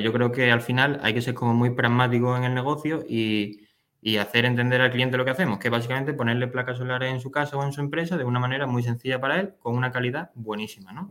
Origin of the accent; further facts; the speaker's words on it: Málaga, Andalusia, Spain; also born or lived in Germany / Denmark; soy malagueño, he vivido en Málaga prácticamente toda mi vida